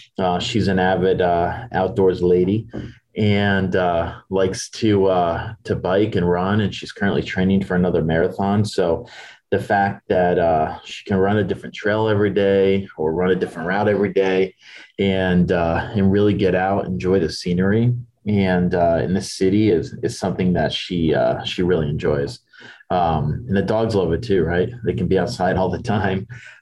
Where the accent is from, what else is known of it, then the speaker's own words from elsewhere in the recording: New York, United States; moved away as an adult; also born or lived in Iowa; now in California, United States; We're both from the Northeast. She's from Connecticut. I'm from New York.